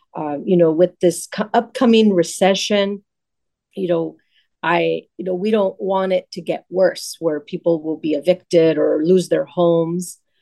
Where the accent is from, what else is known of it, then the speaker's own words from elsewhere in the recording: Los Angeles, California, United States; I grew up in the San Fernando Valley in Pacoima